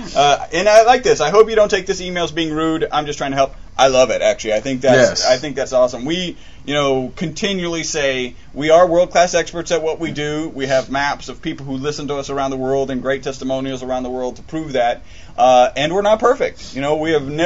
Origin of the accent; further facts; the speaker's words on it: United States; I'm American